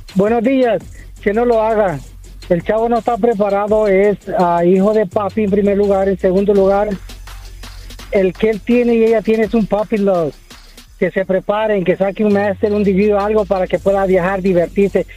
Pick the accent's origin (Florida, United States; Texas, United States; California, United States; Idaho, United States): California, United States; Glendale; Soy de Glendale, California pero mis papás son de México y mi esposo también.